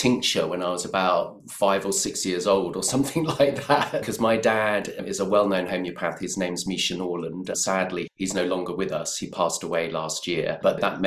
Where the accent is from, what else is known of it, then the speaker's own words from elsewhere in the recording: London, United Kingdom; I grew up in Crouch End in North London